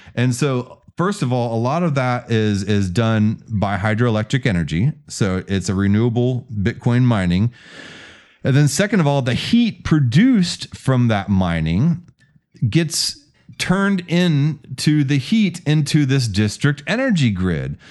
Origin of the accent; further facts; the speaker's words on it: Houston, Texas, United States; also born or lived in Kingwood; I come from, uh, born and raised in Houston